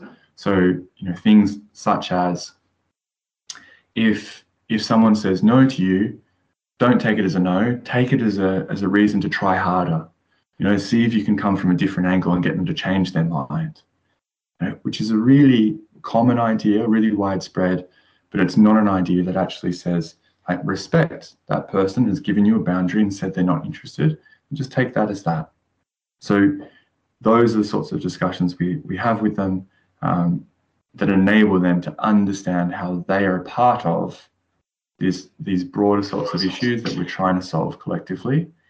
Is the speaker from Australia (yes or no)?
yes; Australia; now in England; a pivotal moment for me was when I came from Australia to England and started studying.